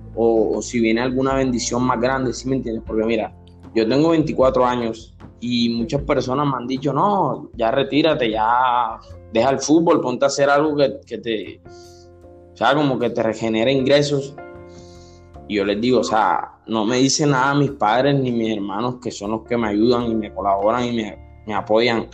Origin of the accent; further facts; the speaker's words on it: Barranquilla, Atlántico, Colombia; now in Soledad, Colombia; nací en Barranquilla, pero vivo en soledad